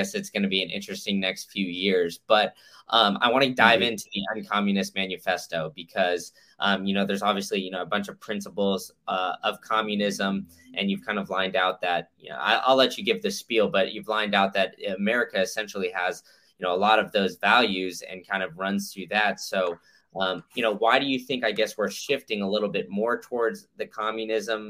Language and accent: English; Austin, Texas, United States; now in Florida, United States; I grew up in Austin